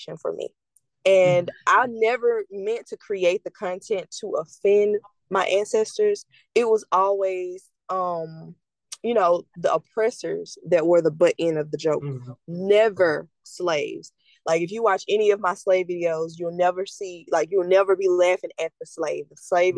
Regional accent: the South, United States; the environment that I lived in growing up in the South

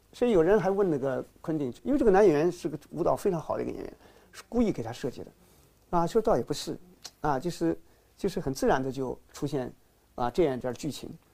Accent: China; 从我们中国人来说

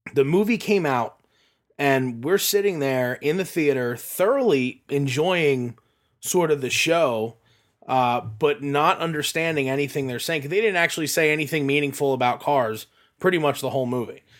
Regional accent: Sinking Spring, Pennsylvania, United States; the drive-in that I grew up with in Sinking Spring

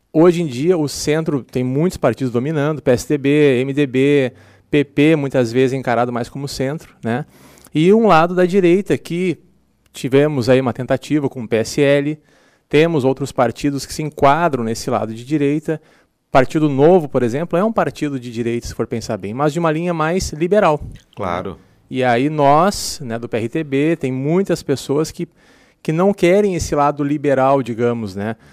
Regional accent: Capão da Canoa, Rio Grande do Sul, Brazil; eu venho, por exemplo, eu venho de Capão na Canoa

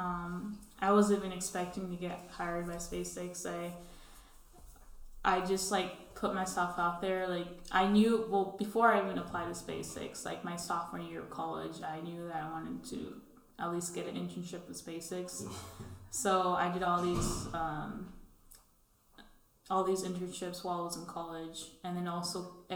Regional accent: California, United States; also born or lived in Alaska; born and raised in California

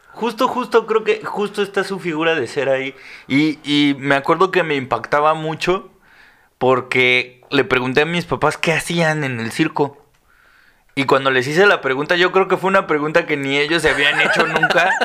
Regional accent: Mexico City, Mexico; soy de la Ciudad de México

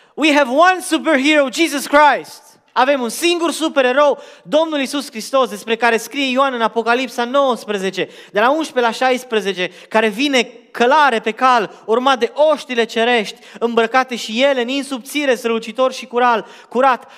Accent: Arad, Arad County, Romania; now in Portland, United States; eu am crescut în România într-un oraș numit Arad

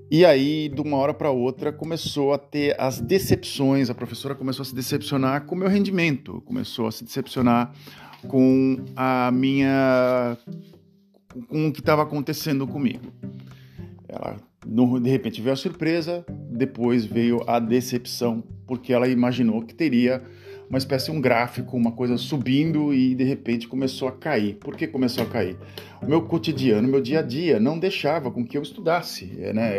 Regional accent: Santos, São Paulo, Brazil; moved away as an adult; now in Netherlands; é lá na, na cidade de Santos, onde eu nasci

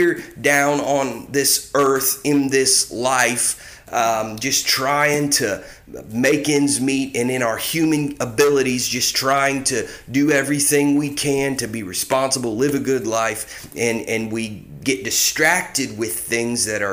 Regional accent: Ohio, United States; also born or lived in Indiana / Mississippi; now in California, United States; growing up in Ohio, spending time in Indiana, spending time in Mississippi, and then here I am out in California

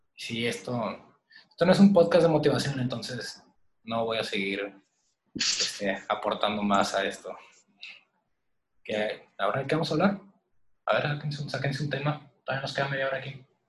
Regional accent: Monterrey, Nuevo León, Mexico; los tres somos de Monterrey, Nuevo León

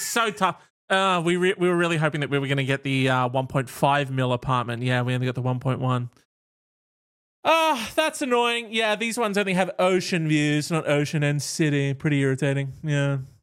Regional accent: Australia; we're Australian

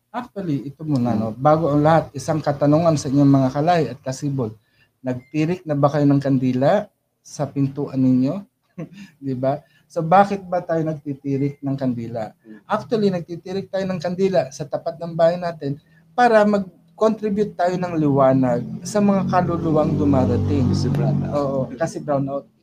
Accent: Philippines; also born or lived in Saudi Arabia; especially bilang Pilipino

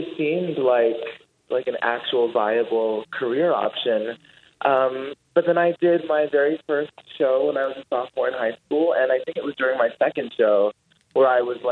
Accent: Los Angeles, California, United States; born or raised there; moved away

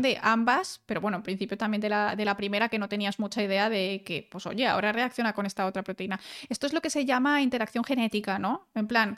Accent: León, Castile and León, Spain; also born or lived in Germany; now in Valencia, Spain; en León tenemos gente que es la leche

